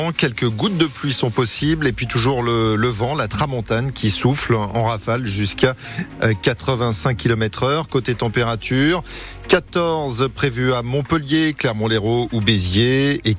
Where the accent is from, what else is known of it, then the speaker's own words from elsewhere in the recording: Luxembourg; Moi je viens de Luxembourg.